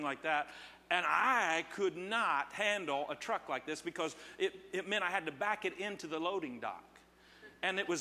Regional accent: Terre Haute, Indiana, United States; moved away; I'm from Terre Haute, and every time I say it, they holler back

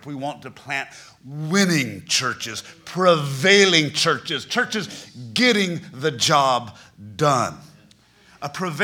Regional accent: Black Mountain, North Carolina, United States; I grew up here in Black Mountain

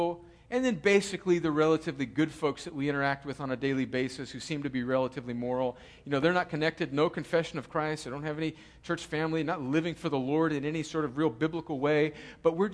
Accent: United States; I'm an American

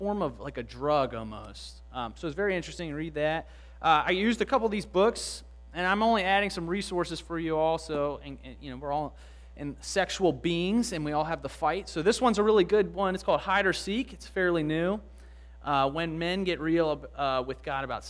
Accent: Baltimore County, Maryland, United States; I grew up in the area. I went to a church called Grace Fellowship Church up in Timonium, and I'm from the Baltimore County area

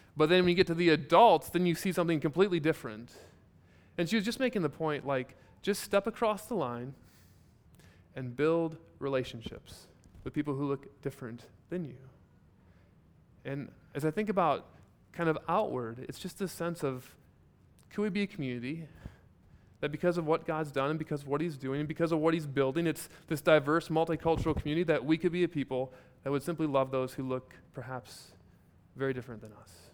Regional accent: Iowa, United States; Born and raised in Iowa

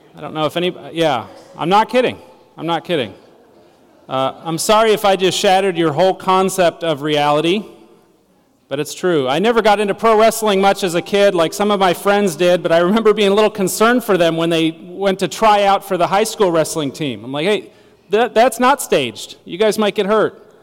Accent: United States; As American citizens

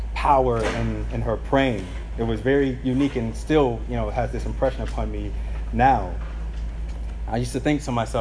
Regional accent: St. Petersburg, Florida, United States; growing up in South St. Pete, my parents used to have these prayer meetings at the house

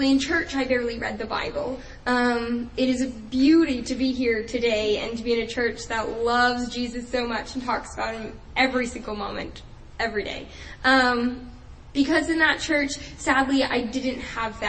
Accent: New Jersey, United States; moved away as an adult; I am originally from New Jersey, so I lived there all my life before coming to college here.

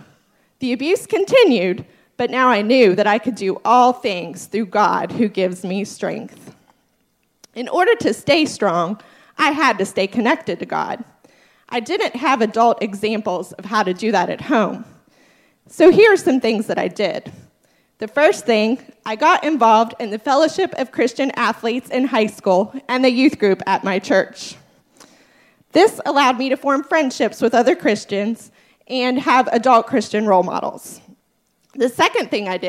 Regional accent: Bellevue, Kentucky, United States; I am from Bellevue, Kentucky. That's in northern Kentucky, just across the river from Cincinnati

